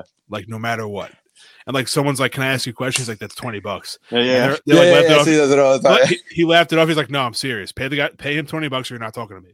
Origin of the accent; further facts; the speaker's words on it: Long Island, New York, United States; we're from Long Island